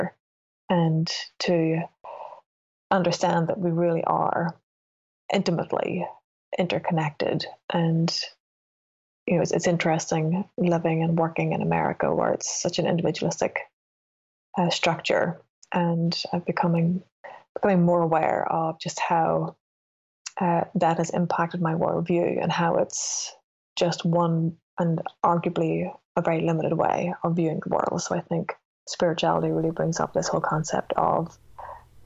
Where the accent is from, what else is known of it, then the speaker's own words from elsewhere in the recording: Northern Ireland, United Kingdom; moved away; I grew up in Northern Ireland